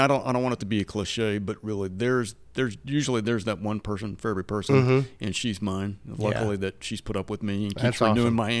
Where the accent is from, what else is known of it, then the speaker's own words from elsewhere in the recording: Manford, Oklahoma, United States; And we both are from Oklahoma. She's from Vinita, and I grew up in Manford.